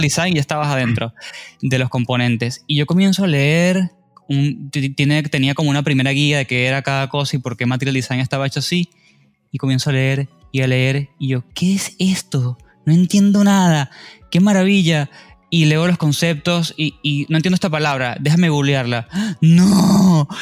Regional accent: Venezuela; now in Argentina; soy venezolano

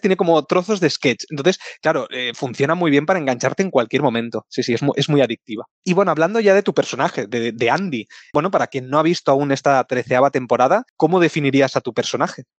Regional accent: Barcelona, Catalonia, Spain; nosotros somos de Barcelona

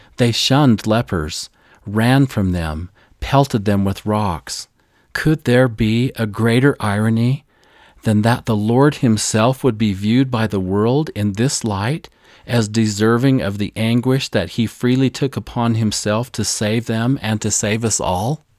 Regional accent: Missouri, United States; my home state of Missouri on our forested farm

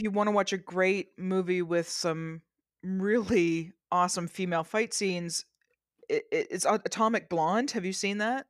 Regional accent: Canada; I'm Canadian

